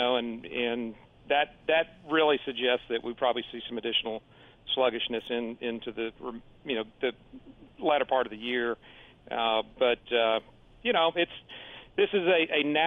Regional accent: Houston, Texas, United States; now in Austin, United States; Texas, and I grew up in Houston.

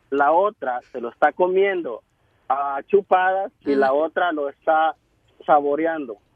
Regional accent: El Salvador; now in Washington, United States; Soy del Salvador.

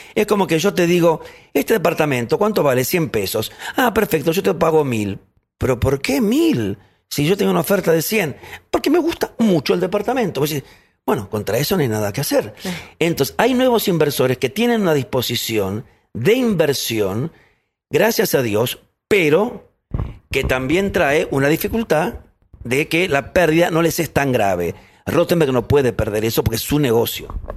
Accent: Buenos Aires, Argentina; Yo nací acá en Buenos Aires, nací ahí y, a ver, tuve una vida bellísima con mi hermano y con mis padres

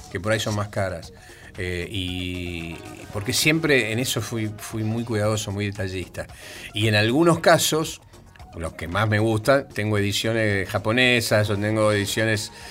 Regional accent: Argentina; nosotros somos argentinos

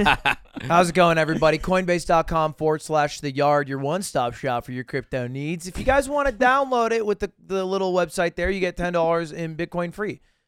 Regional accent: Nashua, New Hampshire, United States; moved away; my home city of Nashua, New Hampshire, where I was born.

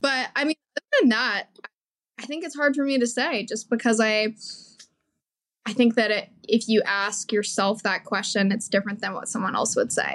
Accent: Colorado, United States; moved away; I grew up always doing theater, and I I'm from Colorado originally

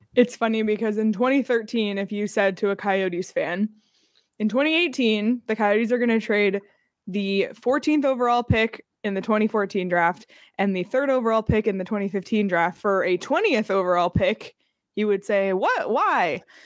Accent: Canada; moved away; growing up in Canada, not only did I grow up in Canada

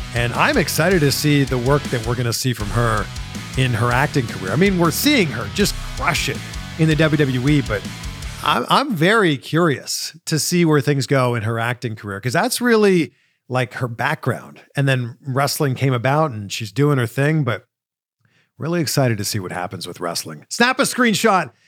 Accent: Durham Region, Ontario, Canada; Durham region, where I'm from

